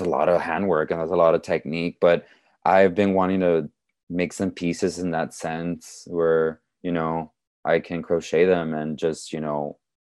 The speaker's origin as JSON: {"language": "English", "town": "Laredo", "region": "Texas", "country": "United States", "tie": "born or raised there", "also_born_or_lived": "Los Angeles, California", "moved": "as an adult", "said": "When I came back to Laredo from Los Angeles"}